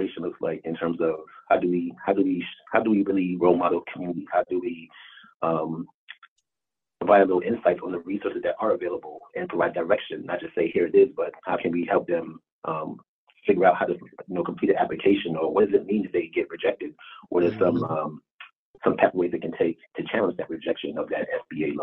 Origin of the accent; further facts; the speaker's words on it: East Coast, United States; also born or lived in Baltimore / Washington, D.C.; I'm originally from the East Coast area. My roots started in New York and in Jersey.